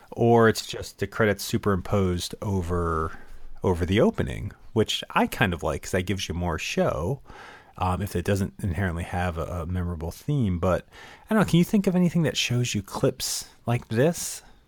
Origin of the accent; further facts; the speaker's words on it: Connecticut, United States; I grew up in Connecticut.